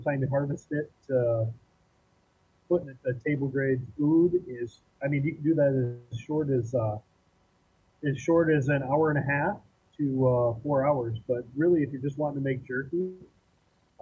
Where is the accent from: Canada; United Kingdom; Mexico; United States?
United States; Iowa; I grew up in Iowa hunting, mostly small game until I got older.